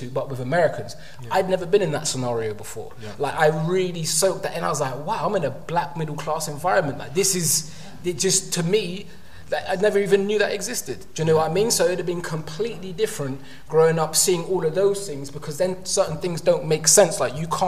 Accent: London, United Kingdom; when I was growing up in London

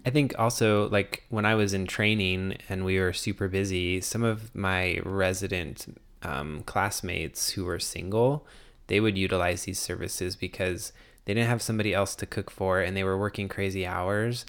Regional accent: Arizona, United States; moved away; growing up in Arizona

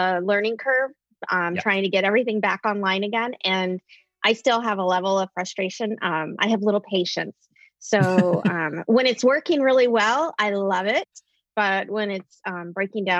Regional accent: Anchorage, Alaska, United States; also born or lived in Minneapolis, Minnesota; now in Illinois, United States; being born and raised in Anchorage, Alaska

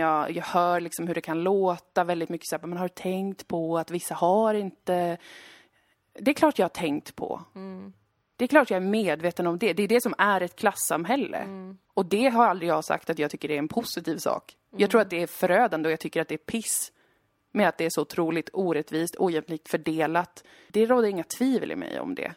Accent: Umeå, Västerbotten County, Sweden; born or raised there; moved away

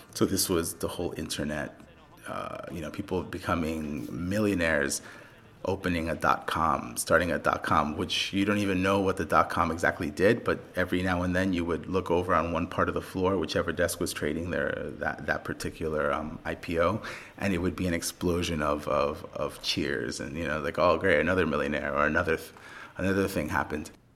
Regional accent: New York City, New York, United States; I was born in the Bronx and grew up in the Bronx.

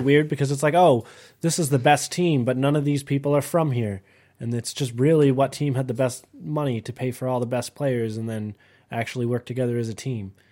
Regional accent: Canada; I'm Canadian

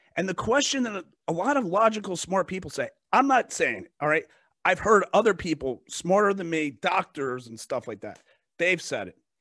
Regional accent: United States; I'm an American. I live in this country, I pay taxes

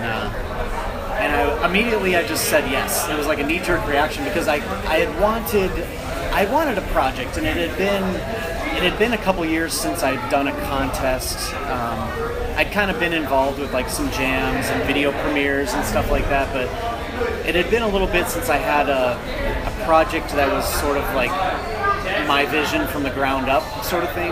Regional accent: Wisconsin, United States; moved away as an adult; also born or lived in Chicago, Illinois; now in Maryland, United States; I love Wisconsin to death. Like the uh, the people are amazing. It's, it was a great place to grow up

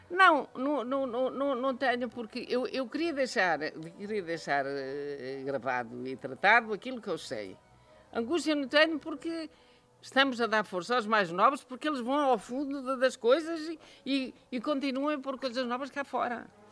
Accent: Manhouce, Viseu, Portugal; eu conheci a minha terra sem luz, sem telefone, sem estrada, eh, portanto, isolado.

